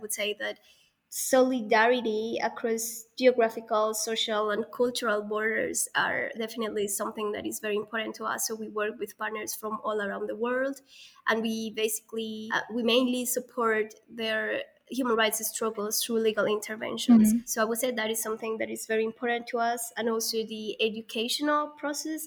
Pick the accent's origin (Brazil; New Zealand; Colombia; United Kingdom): Colombia; moved away; growing up in Colombia